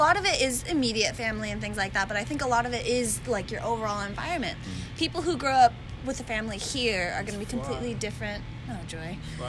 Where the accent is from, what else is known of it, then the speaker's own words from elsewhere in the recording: Orange County, Southern California, United States; also born or lived in San Fernando Valley, California; I was born in the Valley, and you can definitely tell some of my mannerisms. It used to be a lot worse. But yeah, grew up in Orange County okay. my whole life.